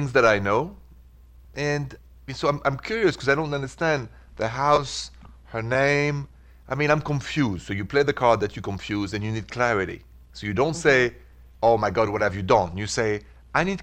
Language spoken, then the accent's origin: English; Paris, Île-de-France, France; accent: French; English is a second language; moved away as an adult; now in United States; your humble servant is from Paris. Even though I've spent the last 23 and 24 years in America